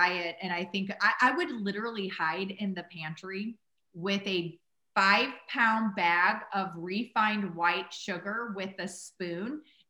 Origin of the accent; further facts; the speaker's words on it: Midwest, United States; yeah, I grew up in the Midwest and we had a grocery or a gas station called Huck's.